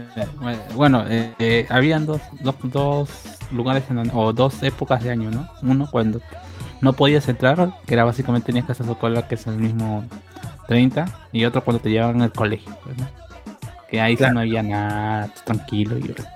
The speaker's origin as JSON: {"language": "Spanish", "country": "Peru", "said": "como los peruanos copiamos todos"}